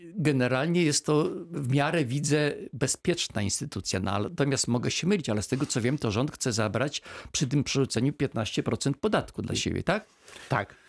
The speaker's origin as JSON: {"language": "Polish", "area": "Izera Foothills", "region": "Lower Silesian Voivodeship", "country": "Poland", "tie": "born or raised there", "said": "ja się wychowałem na Pogórzu Izerskim w latach 70."}